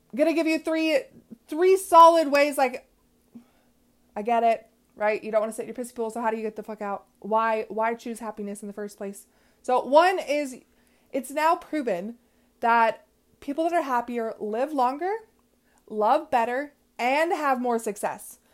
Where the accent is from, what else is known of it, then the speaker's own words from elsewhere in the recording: West Coast, United States; I am from the West Coast